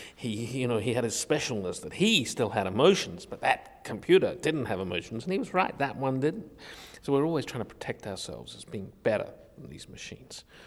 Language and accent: English; Australia; I was a kid growing up in Australia in a very technologically isolated community